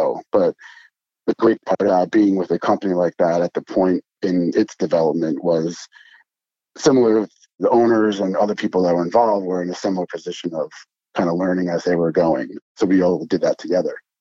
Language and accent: English; Long Island, New York, United States; I grew up in Long Island